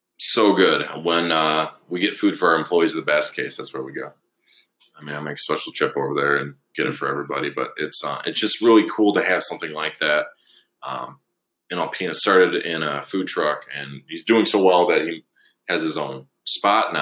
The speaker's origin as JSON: {"language": "English", "town": "Alpena", "region": "Michigan", "country": "United States", "tie": "born or raised there", "also_born_or_lived": "Beaver Island, Michigan", "said": "we moved over here when I was in second grade"}